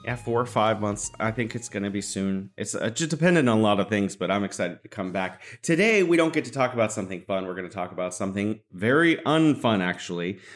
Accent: California, United States; also born or lived in Beijing, China; now in Wuhan, China; I'm originally from California, but now I'm living here in beautiful Wuhan, China

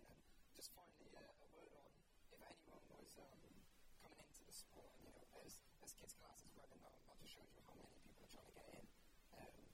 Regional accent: United Kingdom; You know, as, as a British person, you can kind of uh

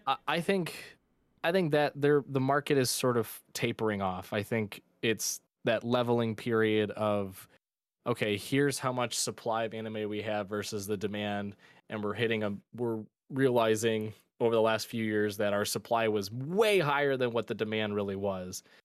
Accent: Michigan, United States; born or raised there

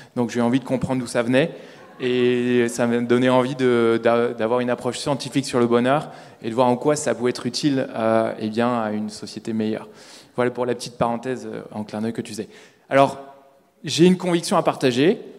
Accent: Paris, Île-de-France, France; je suis parisien

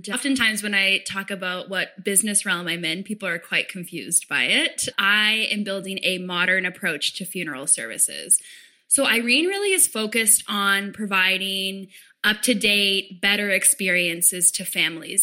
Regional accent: small town outside Toronto, Ontario, Canada; I grew up in what at the time was a pretty small town just outside of Toronto, about an hour outside of Toronto.

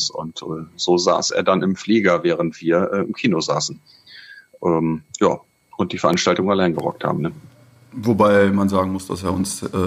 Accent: Hamburg, Germany; Und das so sage ich als Hamburger.

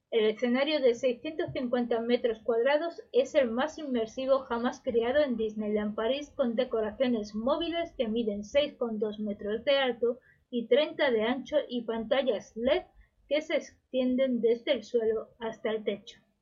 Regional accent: Málaga, Andalusia, Spain; la Feria de Agosto de mi ciudad natal, de Málaga

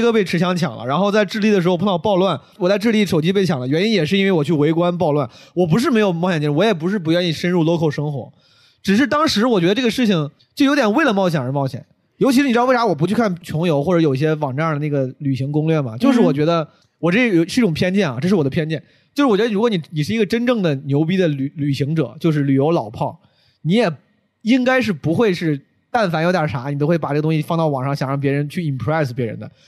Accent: Henan, China; moved away; 有很多很多五十岁的很多河南人，然后还，还是我老家的

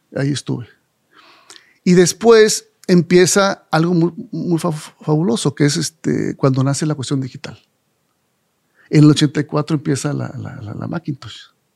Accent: Monterrey, Nuevo León, Mexico; yo nací aquí en Monterrey.

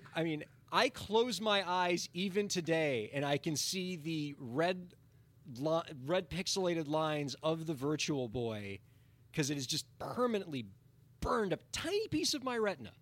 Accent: Miami, Florida, United States; I grew up in Miami, and I'm still here in Miami

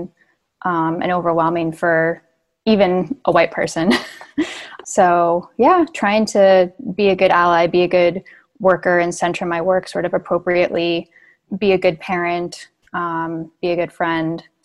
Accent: Hamilton, Massachusetts, United States; also born or lived in Los Angeles; I grew up in like a white suburb of Boston

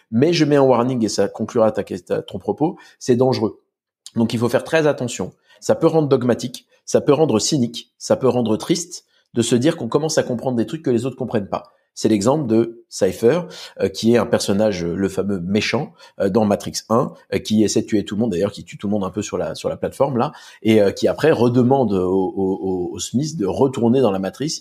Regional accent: Corsica, France; Et euh, Don chez nous, en Corse, c'est euh, c'est comme Jean

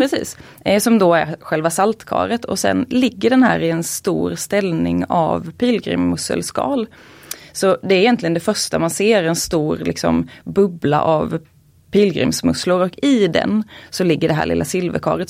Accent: Småland, Sweden; jag uppvuxen i Småland

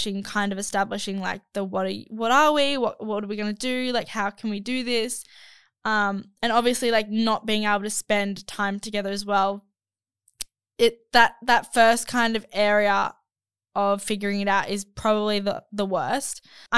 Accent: Spain; I cannot be more heartbroken since I'm from Spain and he's from South Korea, which is a huge distance.

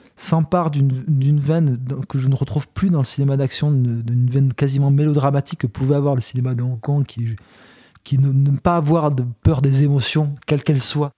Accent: Belgium; chez nous en Belgique

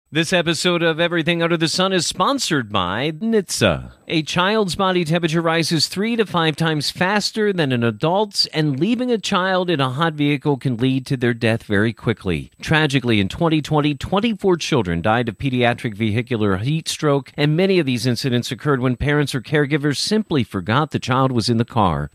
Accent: Pennsylvania, United States; I'm from Pennsylvania

